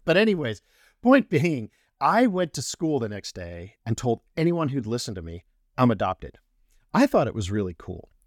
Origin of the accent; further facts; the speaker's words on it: Colorado, United States; I'm not native to Colorado, but spent the really good formative years there